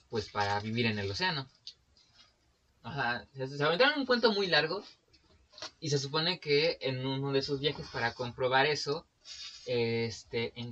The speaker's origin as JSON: {"language": "Spanish", "region": "Puebla", "country": "Mexico", "said": "No, sí, soy de Puebla, güey."}